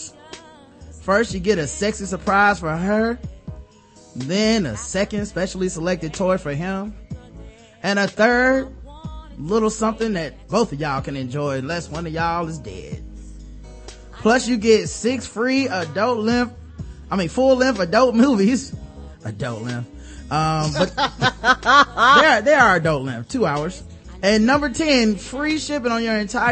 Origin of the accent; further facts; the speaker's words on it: the South, United States; I'm from the South